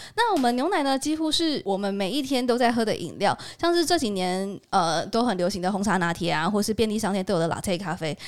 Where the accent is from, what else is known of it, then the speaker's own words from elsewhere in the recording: Taiwan; 我们台湾人目前摄取的状况还好吗？